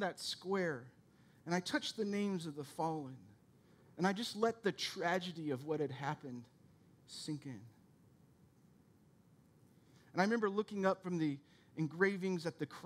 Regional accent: United States; as an American

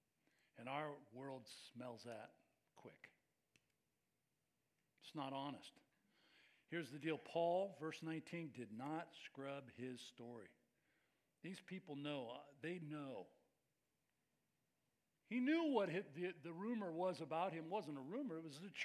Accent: Bay Area, California, United States; I grew up in the Bay Area. I was the son of a preacher

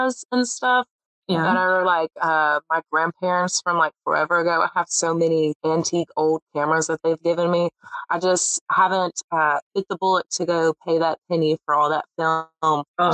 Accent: Pelham, Alabama, United States; I've basically lived my entire life in Pelham, Alabama, in like Alabaster, but I play more of Pelham.

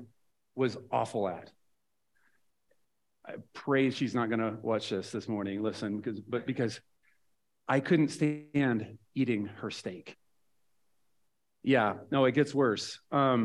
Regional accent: Nebraska, United States; also born or lived in Kansas; I grew up in Nebraska

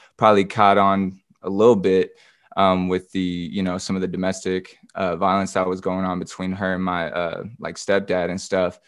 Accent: Grants Pass, Oregon, United States; also born or lived in Portland, Oregon; now in Atlanta, United States; I was born and raised in Grants Pass, Oregon.

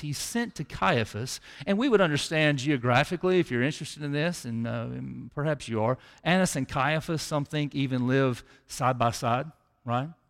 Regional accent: Tupelo, Mississippi, United States; around seventeen years old, I grew up in Chippewa

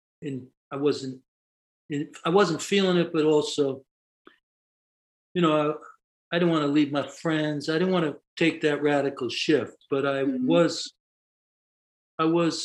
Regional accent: New York City, New York, United States; As a kid, I grew up in the Bronx, and I grew up in an Irish Catholic neighborhood

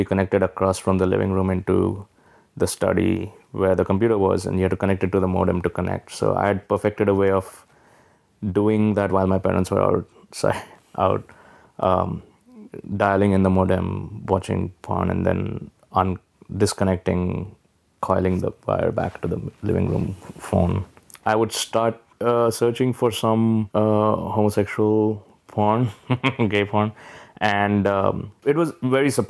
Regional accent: Hyderabad, Telangana, India; moved away as an adult; also born or lived in New Delhi; now in New York City, United States; I grew up in Hyderabad, which is in South India, and then my formative years, like college, was in New Delhi.

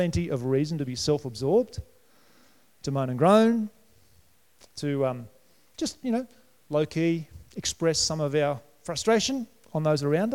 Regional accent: New South Wales, Australia; moved away; also born or lived in Brisbane, Queensland; When I grew up in New South Wales

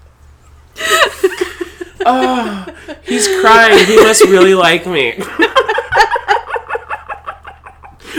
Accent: Minnesota, United States

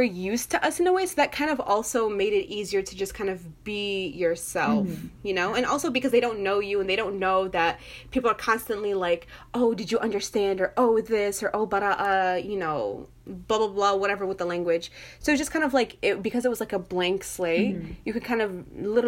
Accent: United States; I'm American

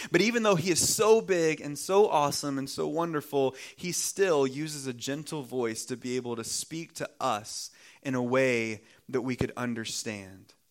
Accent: the South, United States; You see, growing up in the South, there's a good chance that you know a lot of things about God.

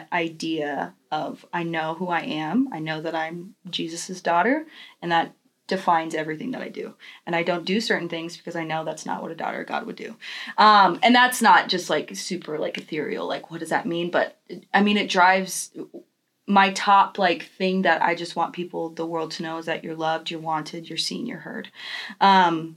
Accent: Texas, United States; also born or lived in California; I was born in California. I moved to Texas when I was little.

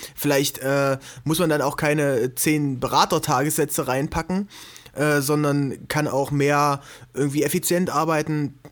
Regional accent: Gräfenhainichen area near Dessau, Saxony-Anhalt, Germany; also born or lived in Halle; now in Leipzig, Germany; ich bin eigentlich geboren in Aachen an der Elbe. Mhm. Das ist bei Dessau, äh, ganz bekannt durch das Splash- und Melt-Festival

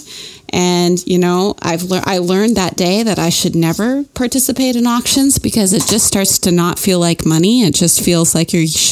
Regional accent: Canada; moved away; when I moved down here, like, I'm from Canada. I didn't know anybody down here

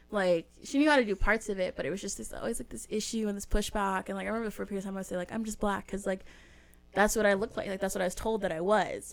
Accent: Southern California, United States; my dad's from the South, but we live in Southern California

